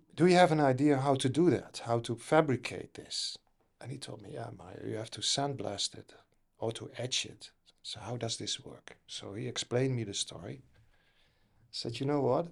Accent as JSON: {"language": "English", "country": "Netherlands", "tie": "born or raised there", "said": "Originally from the Netherlands."}